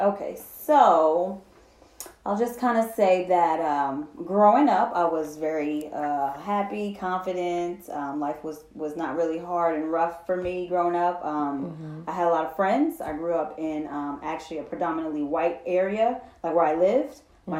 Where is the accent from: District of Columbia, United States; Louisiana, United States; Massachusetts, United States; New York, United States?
New York, United States; Hudson; I'm from Hudson, New York.